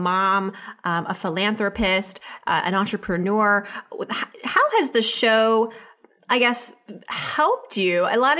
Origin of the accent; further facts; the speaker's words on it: New York City, New York, United States; And I, being a New Yorker, I can say that it is difficult and challenging sometimes to stay away from that.